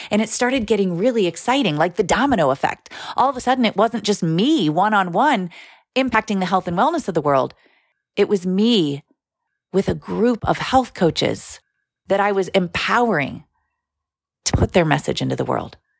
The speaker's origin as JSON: {"language": "English", "region": "Ohio", "country": "United States", "tie": "born or raised there", "said": "I grew up in Ohio, in the United States"}